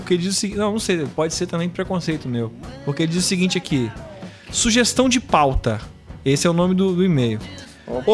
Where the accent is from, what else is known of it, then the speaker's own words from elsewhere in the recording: Piúma, Espírito Santo, Brazil; quando eu era criança aqui em Piuma